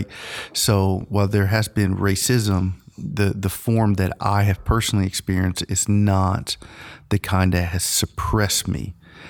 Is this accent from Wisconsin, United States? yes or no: no; Angier, North Carolina, United States; also born or lived in New Jersey / Honduras; They met in New Jersey where me and my sister were born. So we're American citizens born in the North. So technically Yankees. Okay. we did live in Honduras for 2 years. So like 1979, 1980, because that's where my mom's from. We moved to Angier.